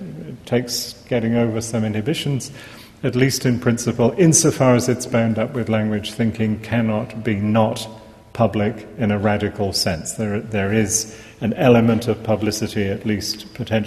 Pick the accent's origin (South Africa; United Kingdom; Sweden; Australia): United Kingdom; England; accent: English; moved away; even though I haven't now lived here for many years, I am, as you hear from my accent, English.